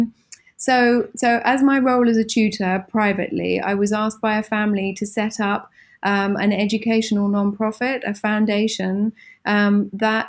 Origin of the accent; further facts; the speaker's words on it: Suffolk, East of England, United Kingdom; now in Milan, Italy; I grew up in England, in a county called Suffolk, not far from the East Coast